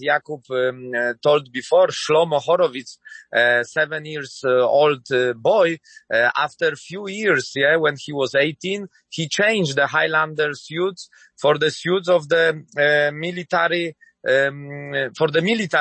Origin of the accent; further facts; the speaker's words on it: Nowy Sącz, Lesser Poland, Poland; I'm coming from Nowy Sącz, it's my hometown